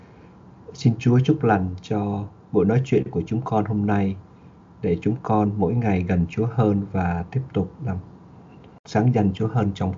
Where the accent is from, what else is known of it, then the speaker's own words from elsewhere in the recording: Ho Chi Minh City, Vietnam; now in United States; I was born in Vietnam, in Saigon, in 1974, in September.